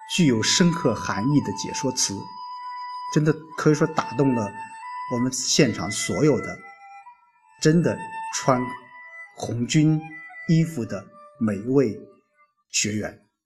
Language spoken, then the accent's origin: Chinese; Lu'an, Anhui, China; 岳西离我老家路遥远，非常非常地近啊